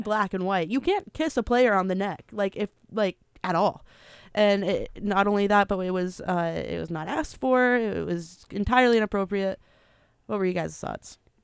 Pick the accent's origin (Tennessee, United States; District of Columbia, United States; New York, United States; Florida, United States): Tennessee, United States; Memphis; I am from Memphis